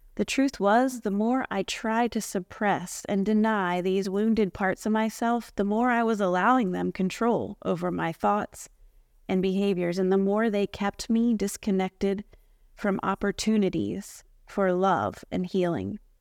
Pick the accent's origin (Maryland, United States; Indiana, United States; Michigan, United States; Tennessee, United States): Maryland, United States; moved away as an adult; now in Florida, United States; I grew up in Maryland, but I've been living in Florida for the past fourteen years